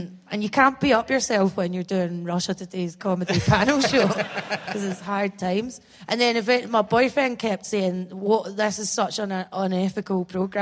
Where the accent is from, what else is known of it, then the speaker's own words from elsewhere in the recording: Bathgate, Scotland, United Kingdom; I'm from Bathgate because I'm used to lying and saying I'm from Edinburgh for years